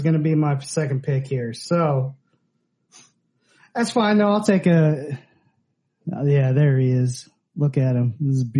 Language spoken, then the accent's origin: English; North Carolina, United States; now in Jacksonville, United States; where I grew up in North Carolina.